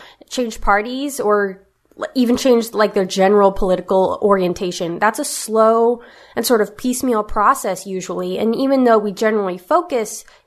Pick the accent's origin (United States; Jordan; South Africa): United States; West Coast; a mother, author, and cultural commentator born and raised on the West Coast